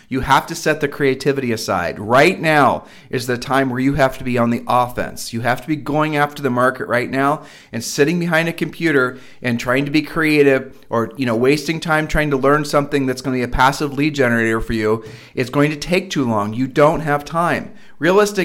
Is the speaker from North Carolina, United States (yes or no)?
no; Columbus, Ohio, United States; we are from Columbus, Ohio